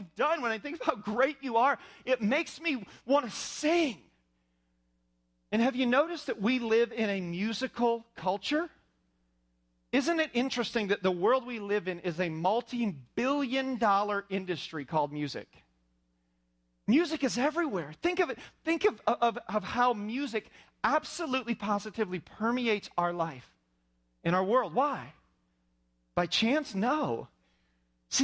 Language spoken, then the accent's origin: English; Indiana, United States; I was raised in Indiana